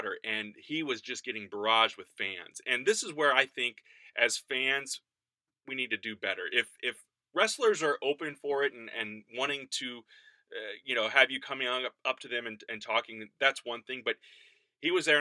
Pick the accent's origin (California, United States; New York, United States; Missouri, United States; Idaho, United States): Missouri, United States; High Ridge; High Ridge is where I grew up